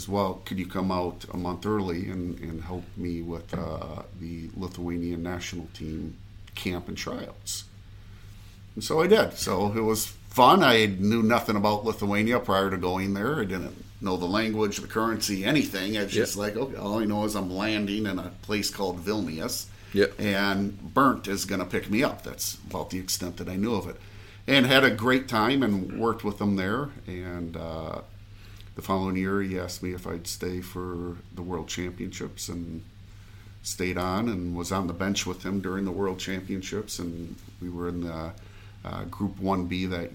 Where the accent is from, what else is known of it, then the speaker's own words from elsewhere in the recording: Saginaw, Michigan, United States; I grew up in Michigan, in a town called Saginaw, Michigan